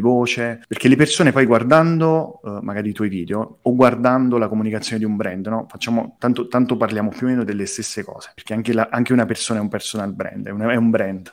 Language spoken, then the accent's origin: Italian; Campania, Italy; Io sono campano